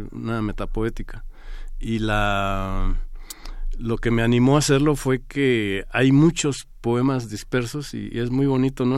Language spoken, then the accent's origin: Spanish; Pajapita, San Marcos, Guatemala; moved away as an adult; now in Mexico; Cuando estudié desde chiquito, de niño, me acuerdo que me iba de Pajapita a una aldea, a Las Palmas